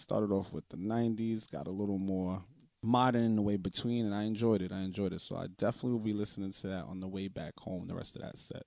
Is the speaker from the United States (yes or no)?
yes; New York City, New York, United States; growing up in the Bronx